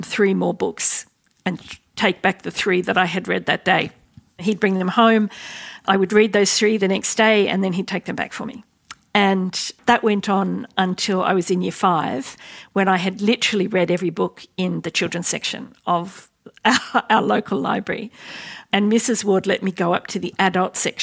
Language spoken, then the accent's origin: English; Sydney, New South Wales, Australia; Well, I grew up in Western Sydney around Parramatta